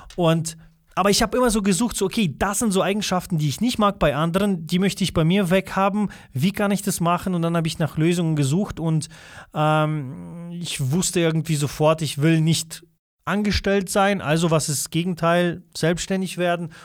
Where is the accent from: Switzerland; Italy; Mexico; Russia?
Russia; first language Russian; German is a second language; now in Germany; ich komme ja ursprünglich nicht aus Deutschland, bin ich hier auf die Welt gekommen. Das ist noch schlimmer zum Beispiel bei uns dort gewesen in Russland